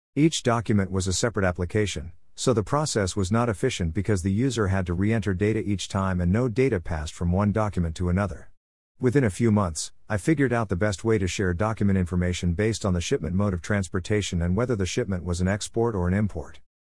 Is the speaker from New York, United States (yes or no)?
no; Uvalde, Texas, United States; also born or lived in Austin, Texas; my years growing up in Uvalde, Texas